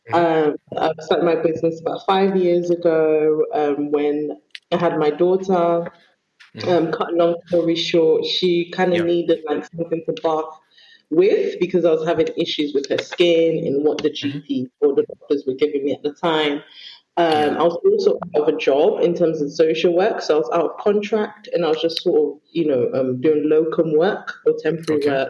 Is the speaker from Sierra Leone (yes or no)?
yes; Sierra Leone; I'm not Ghanaian, I'm Leonean